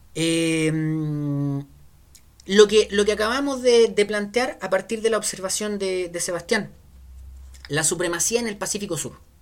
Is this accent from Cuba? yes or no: no; Chile